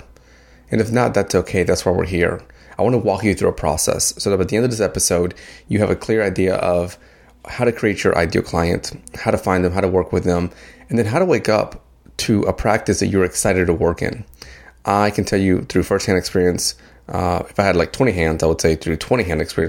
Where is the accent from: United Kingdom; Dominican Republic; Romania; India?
Dominican Republic; now in United States; I am an immigrant. I came from the Dominican Republic. I'm here to the U.S.